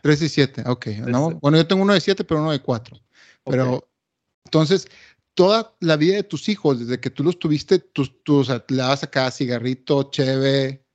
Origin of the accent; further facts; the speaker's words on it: Monterrey, Nuevo León, Mexico; now in Canada; los dos somos regiomontanos de Monterrey, México, y vivimos en Canadá